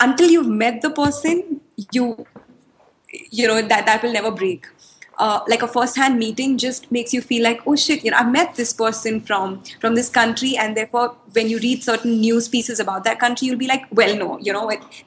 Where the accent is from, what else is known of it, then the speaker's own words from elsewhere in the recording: Mumbai, Maharashtra, India; moved away; also born or lived in Chile; So I grew up in Bombay. So I schooled in Bombay